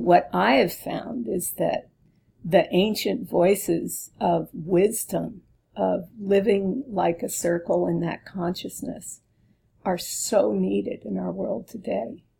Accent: East Coast, United States; now in California, United States; I was from the East Coast

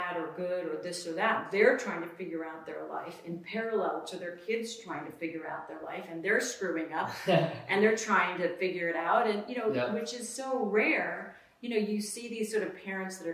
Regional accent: Orange County, California, United States; I grew up sort of in Orange County

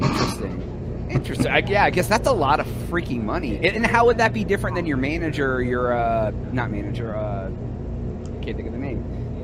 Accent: Ohio by Lake Erie, United States; now in Texas, United States; I grew up in Ohio by Lake Erie

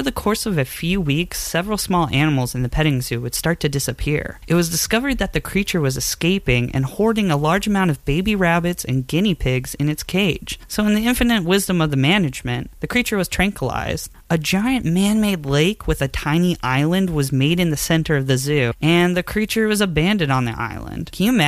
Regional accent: Thurmont, Maryland, United States; In high school, in my hometown, I worked at an independent zoo in Thurmont, Maryland.

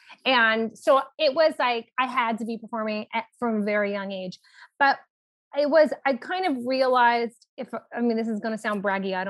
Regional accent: Los Angeles, California, United States; I grew up in Los Angeles, California, Hollywood adjacent.

